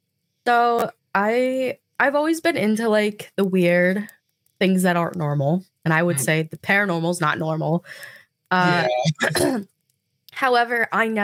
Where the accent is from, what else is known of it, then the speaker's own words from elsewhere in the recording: New Jersey, United States; New Jersey.